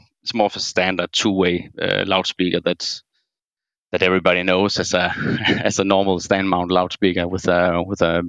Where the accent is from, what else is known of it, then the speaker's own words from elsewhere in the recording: Denmark; I'm from Denmark.